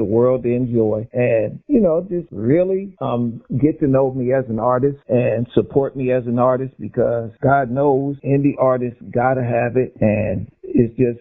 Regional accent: Dayton, Ohio, United States; I'm from Dayton, Ohio

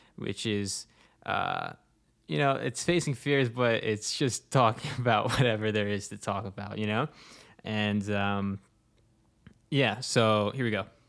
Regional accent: East Coast of the US, United States; I'm from the East Coast on the U S

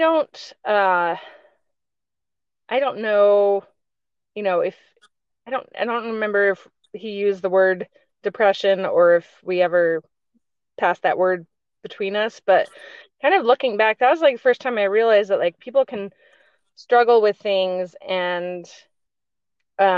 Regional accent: Virginia, United States; moved away as an adult; also born or lived in Ohio / Michigan / Utah; now in North Carolina, United States; I grew up in Virginia

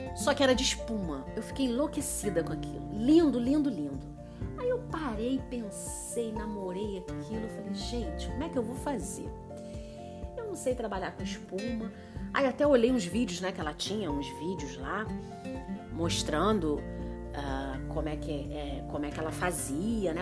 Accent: Nova Friburgo, Rio de Janeiro, Brazil; moved away as an adult; Eu sou de uma cidade é, pequena, muito bacana, do interior, do Rio de Janeiro, então eu sou fluminense, eu sou de Nova Friburgo

